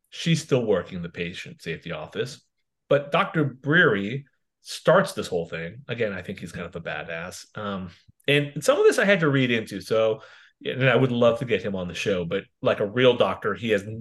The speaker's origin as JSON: {"language": "English", "country": "Canada", "said": "I'm actually Canadian"}